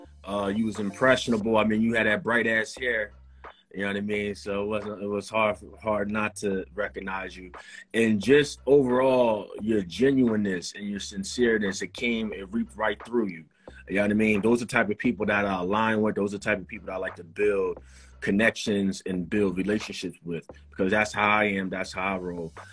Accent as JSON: {"language": "English", "town": "Reading", "region": "Pennsylvania", "country": "United States", "said": "I'm from Pennsylvania. I'm from Reading, PA, near Philly"}